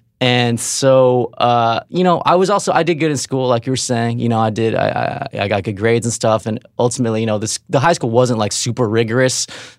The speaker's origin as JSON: {"language": "English", "town": "Riverside", "region": "California", "country": "United States", "tie": "born or raised there", "said": "So I grew up in Riverside. Like Dave said, it's kind of a suburb, like an hour and a half from L.A. A very sort of normcore place."}